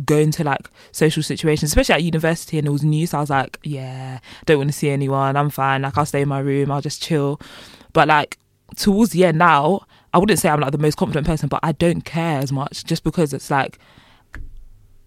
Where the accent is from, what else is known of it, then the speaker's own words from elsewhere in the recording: London, United Kingdom; moved away as an adult; now in Bournemouth, United Kingdom; I'm from Walthamstow, which is literally East London